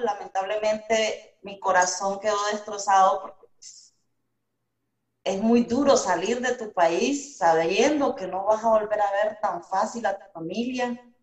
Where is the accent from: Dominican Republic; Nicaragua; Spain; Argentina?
Nicaragua; moved away as an adult; also born or lived in Costa Rica / Mexico; now in United States; como nicaragüense